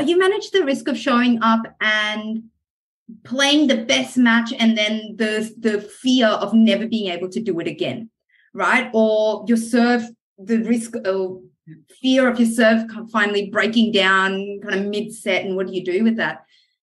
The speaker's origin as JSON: {"language": "English", "country": "France", "tie": "born or raised there", "also_born_or_lived": "Middle East / America / New Zealand", "lives_now": "Australia", "said": "I grew up in the Middle East and in France and spent some time kind of in America and New Zealand"}